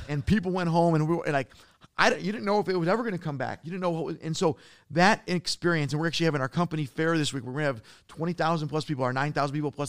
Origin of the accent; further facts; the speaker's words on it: Detroit, Michigan, United States; I'm from Detroit